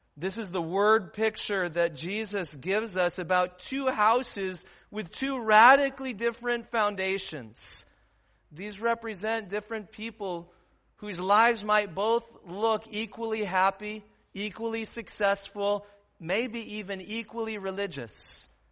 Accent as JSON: {"language": "English", "region": "Midwest", "country": "United States", "also_born_or_lived": "Aurora", "said": "as Midwesterners"}